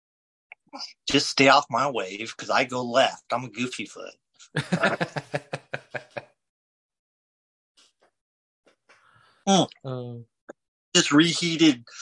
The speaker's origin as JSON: {"language": "English", "region": "California", "country": "United States", "said": "I'm Californian."}